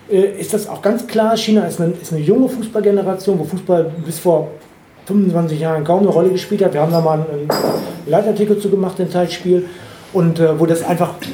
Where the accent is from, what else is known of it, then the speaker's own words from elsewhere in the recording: Dortmund, North Rhine-Westphalia, Germany; moved away as an adult; now in Duderstadt, Germany; ich bin in Dortmund geboren und ich bin in Dortmund groß geworden. Dann bin ich nach Göttingen gekommen